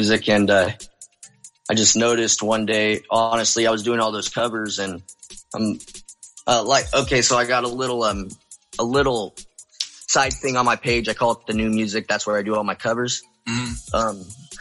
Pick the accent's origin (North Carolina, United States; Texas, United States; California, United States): California, United States; Sonora; also born or lived in Marysville, California; I was born in Sonora, grew up more in like by Yosemite area, more mm-hmm. in the mountains.